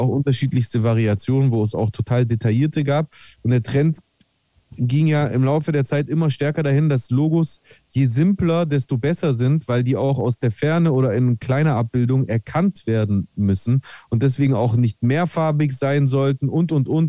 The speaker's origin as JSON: {"language": "German", "country": "Greece", "said": "als Grieche"}